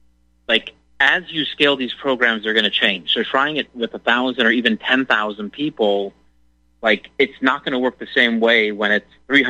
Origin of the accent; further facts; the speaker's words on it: Colorado, United States; moved away as an adult; now in Texas, United States; Colorado, where I grew up, I mean, Colorado was red when I was a kid